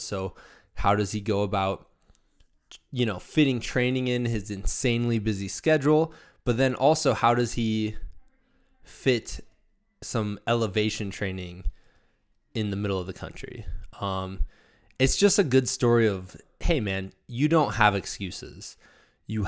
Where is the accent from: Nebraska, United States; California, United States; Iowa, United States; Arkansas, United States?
Iowa, United States; moved away; my home state of Iowa